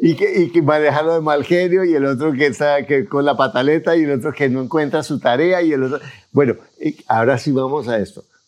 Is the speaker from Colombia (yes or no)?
yes; Colombia; yo como soy colombiano